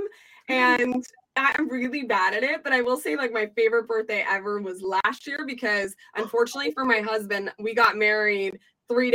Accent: South Florida, United States; now in Atlanta, United States; I grew up in South Florida

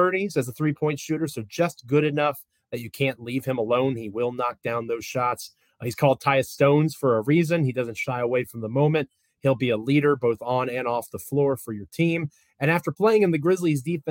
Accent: Manassas, Virginia, United States; moved away as an adult; now in Richmond, United States; I was born in Manassas, Virginia, up there in Prince William County, and lived there a majority of my life. I'm in Richmond now

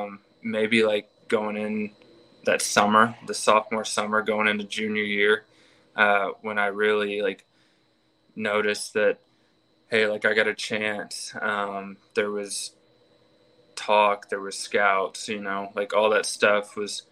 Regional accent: Houston, Texas, United States; also born or lived in Waco, Texas; I'm from Texas. I'm actually from Houston.

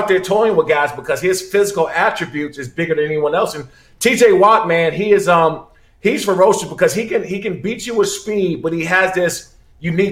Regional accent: Maryland, United States; also born or lived in Washington, D.C.; I'm from the city. I'm from Maryland, Washington, D.C.

